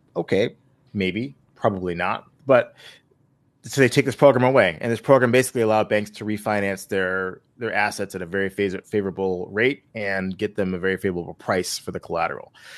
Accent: Buffalo, New York, United States; my hometown of Buffalo.

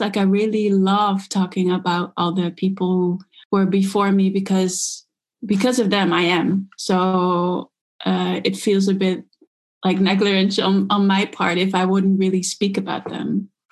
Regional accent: Netherlands; I grew up in the Netherlands. My father's South African, my mom is Dutch

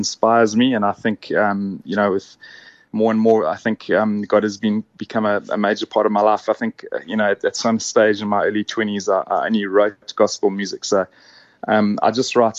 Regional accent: Durban, KwaZulu-Natal, South Africa; also born or lived in Stellenbosch, South Africa; now in Cape Town, South Africa; I was born in Durban and grew up there.

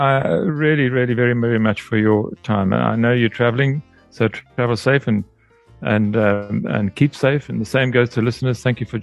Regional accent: South Africa; as a South African living here

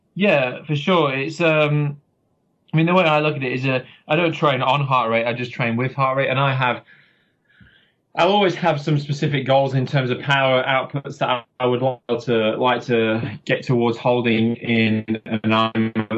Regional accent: Yorkshire and the Humber, United Kingdom; now in Auckland, New Zealand; I'm from Yorkshire in England

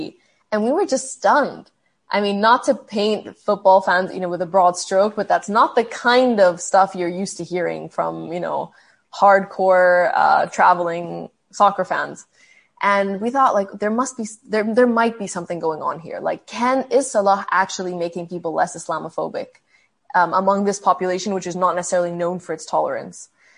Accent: Egypt; also born or lived in Saudi Arabia / Canada; Then I had moved back to Saudi Arabia, and I would tell people I'm Egyptian Canadian.

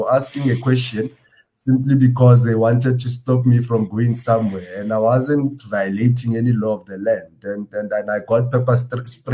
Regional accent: South Africa

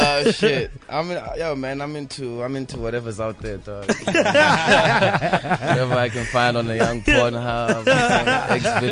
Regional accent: Queenstown, Eastern Cape, South Africa; moved away as an adult; now in Johannesburg, South Africa; You know, I come from Queenstown, so which is a really small, like, retirement town.

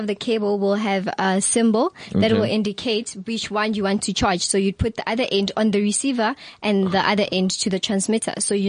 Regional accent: Olifantsfontein, Gauteng, South Africa; I'm from Olifantsfontein.

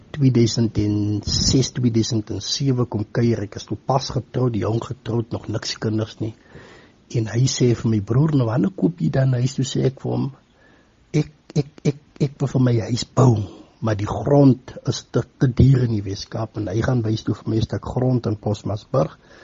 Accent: Paarl, Western Cape, South Africa; moved away as an adult; also born or lived in Stellenbosch; now in Postmasburg, South Africa; Ek is oorspronklik van die Wes-Kaap. Ek is gebore daar in die Parel omgewing.

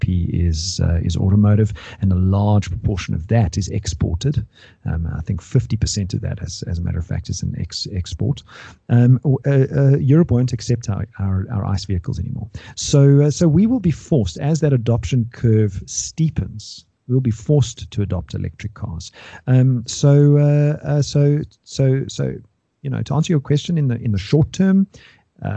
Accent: South Africa

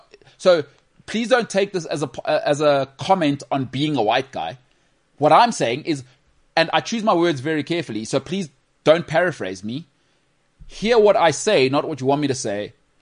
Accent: Emalahleni, Mpumalanga, South Africa; born there; I was born in the northern suburbs of Well, I was born in Emalahleni, but I moved. I moved here, you know?

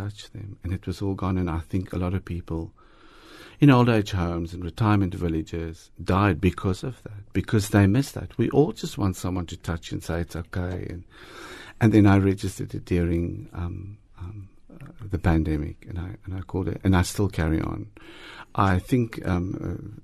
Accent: Harrismith, Free State, South Africa; moved away; I grew up in Harry Smith, the Free State

